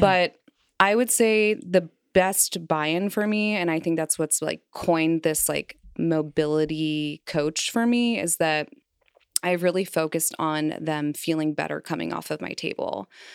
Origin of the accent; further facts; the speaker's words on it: Kansas City, Missouri, United States; also born or lived in Philadelphia / Los Angeles; now in Cincinnati, United States; I moved from my hometown, Kansas City, Missouri